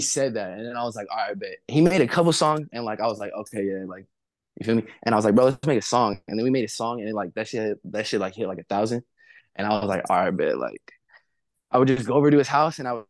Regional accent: Covina, California, United States; also born or lived in Pasadena / Los Angeles; I grew up like 20 from here. It's in a city called Covina

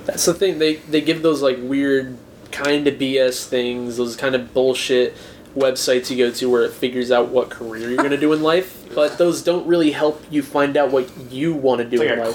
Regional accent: Kansas City, Kansas, United States; we're from Kansas, all of us

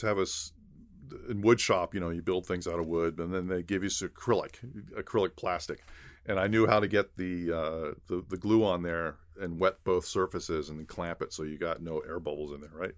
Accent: Los Angeles, California, United States; also born or lived in Torrance / San Gabriel Valley; a native Los Angelino, uh, grew up, uh, in Los Angeles

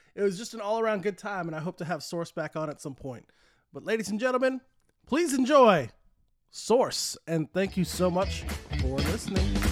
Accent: New Mexico, United States; moved away; I grew up in New Mexico, so everyone where I was from was either a Bronco fan or a Cowboy fan

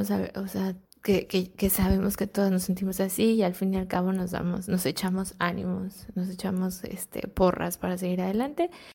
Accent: Mexico; moved away as an adult; now in Netherlands; soy mexicana y vivo en Países Bajos

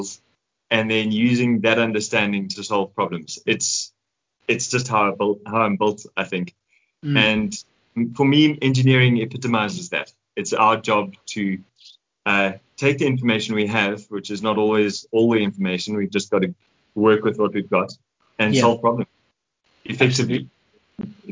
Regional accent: Johannesburg, Gauteng, South Africa; also born or lived in Vaal Triangle; Joburg, born and bred

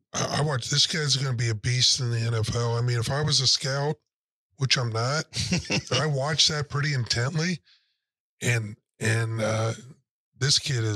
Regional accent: Dayton, Ohio, United States; So I'm from Ohio, Dayton, Ohio.

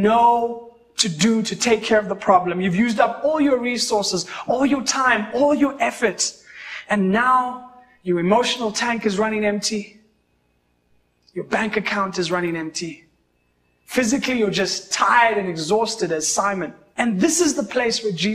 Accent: Kenya; I always say I'm a Kenyan

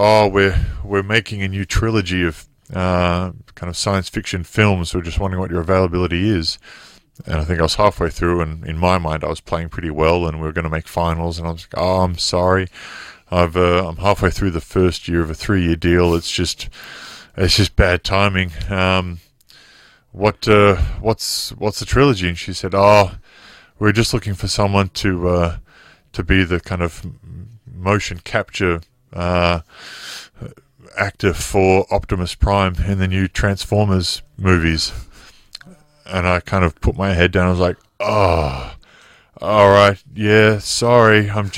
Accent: Wollongong, New South Wales, Australia; I'll just be with the kids back home in my hometown of Wollongong

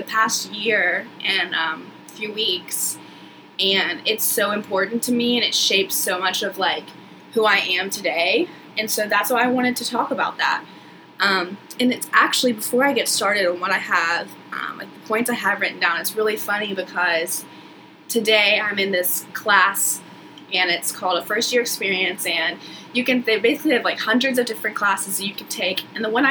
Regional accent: Chattanooga, Tennessee, United States; also born or lived in South Georgia, United States; now in Charleston, United States; I grew up in South Georgia and moved to Chattanooga, Tennessee when I was about in third grade. You know, went to elementary school, high school, middle school, all the good stuff there

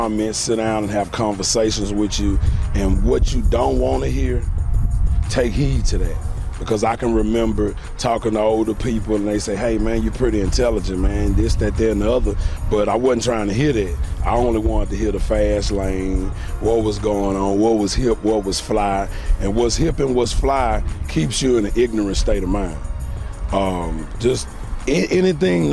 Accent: Houston, Texas, United States; I grew up in the Fourth Ward, attended Jack Yason High School

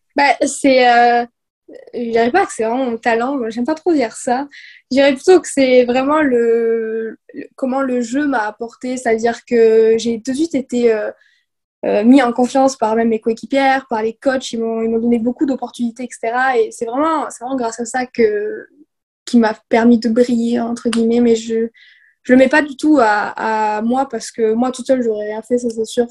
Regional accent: southwest France, France; moved away as an adult; now in Chicoutimi, Canada; je viens du sud-ouest de la France. Puis euh, dans ce coin-là, ça joue plus au, rugby, notamment. C'est vraiment euh, le rugby, c'est vraiment le sport de, notre coin

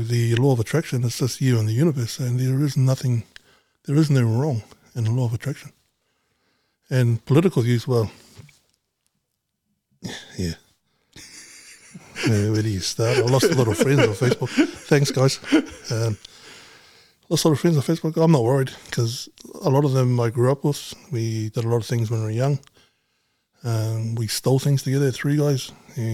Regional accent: Auckland, New Zealand; born and raised in Mangere East.

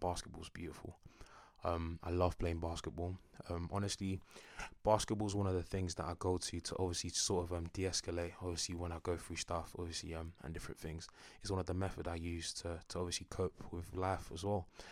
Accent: Enfield, London, United Kingdom; I'm a North Londoner. North London is the best, do you know what I'm saying? Born and raised, Enfield

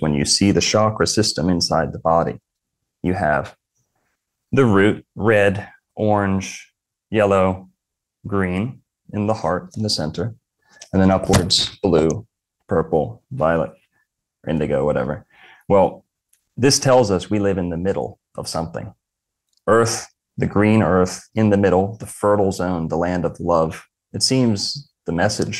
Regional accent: Florida, United States; I was born in Florida, lived in Florida my whole life.

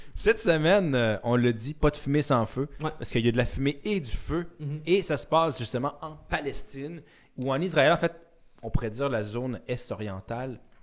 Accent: Quebec, Canada; je suis fier québécois

